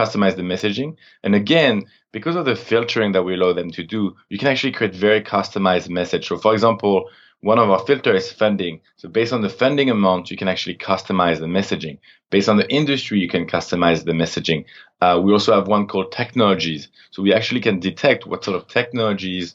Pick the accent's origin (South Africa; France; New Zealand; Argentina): France; moved away as an adult; also born or lived in Montreal, Canada / Toronto, Canada; now in San Francisco, United States; So yeah, I'm originally from France. When I was 18, I moved to Canada on my own for college.